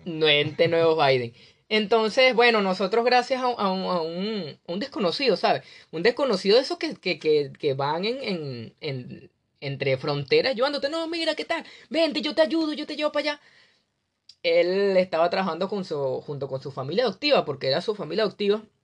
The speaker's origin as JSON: {"language": "Spanish", "country": "Venezuela", "moved": "as an adult", "said": "soy venezolano, un joven venezolano"}